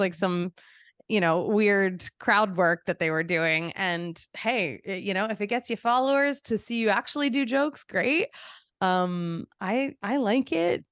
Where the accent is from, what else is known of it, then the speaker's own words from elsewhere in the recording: Philadelphia, Pennsylvania, United States; moved away as an adult; also born or lived in Boston / New York; I grew up in Philadelphia